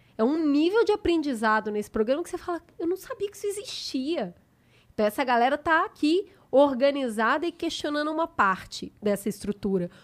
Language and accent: Portuguese; Belo Horizonte, Minas Gerais, Brazil; now in São Paulo, Brazil; eu sou de Belo Horizonte. Quando eu me mudei para São Paulo